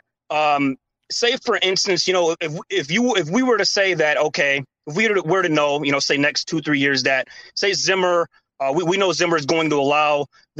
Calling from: Shakopee, Minnesota, United States; I'm still out here in Shakopee, but yeah, man, I'm with you guys.

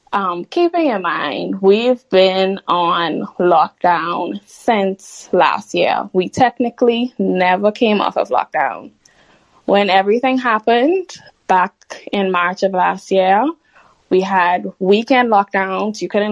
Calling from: Bahamas; Sorry, I'm calling in from the Bahamas.

